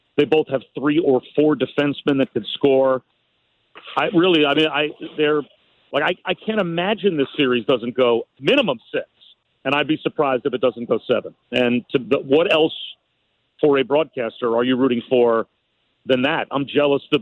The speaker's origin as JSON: {"language": "English", "region": "New Jersey", "country": "United States", "tie": "born or raised there", "said": "I grew up in New Jersey as a Rangers fan"}